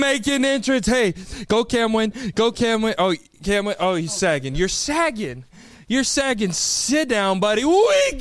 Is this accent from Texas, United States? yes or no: yes; Austin, Texas, United States; Austin, Texas, my hometown